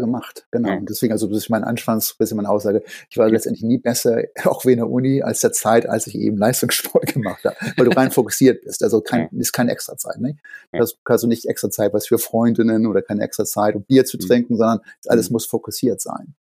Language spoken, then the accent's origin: German; Hamburg, Germany; moved away as an adult; now in Boston, United States; Ich bin in Hamburg aufgewachsen, aber äh, Boston ist Heimat